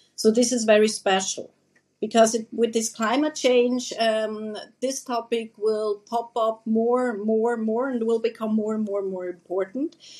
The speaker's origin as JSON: {"language": "English", "country": "Switzerland", "also_born_or_lived": "Sarajevo, Bosnia and Herzegovina", "moved": "as an adult", "lives_now": "Herzegovina, Bosnia and Herzegovina", "said": "originally, I'm coming from Swiss. Um, I'm from Switzerland. I'm Swiss and um, I live here in Bosnia and Herzegovina since 2018"}